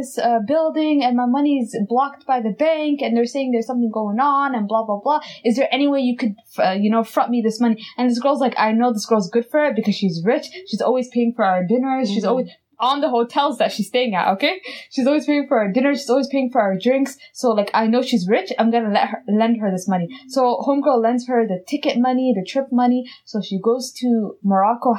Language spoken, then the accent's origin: English; Dubai, United Arab Emirates; moved away; I'm from Dubai.